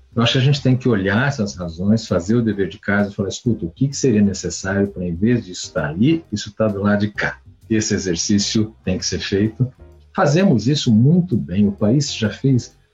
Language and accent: Portuguese; Brazil; como brasileiro